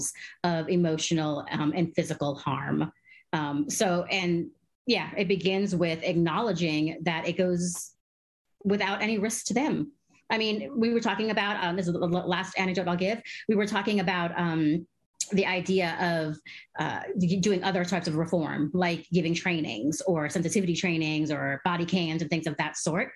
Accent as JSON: {"language": "English", "town": "Caracas", "region": "Capital District", "country": "Venezuela", "tie": "born or raised there", "moved": "yes", "said": "I'm also a Venezuelan. I was born in Caracas, Venezuela, and my country"}